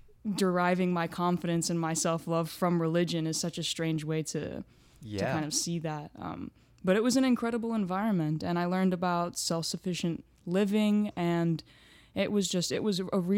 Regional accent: Houston, Texas, United States; born there; So I was born in Houston, Texas. My grandparents came to the St

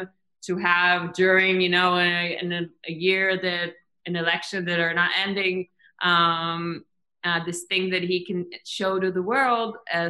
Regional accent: across from Kfar Qasim, Central District, Israel; they're actually two Israelis from Kfar Qasim. It's an Arab village. I mean, right, like half an hour from Tel Aviv. I grew like really like across from them. I know it very well.

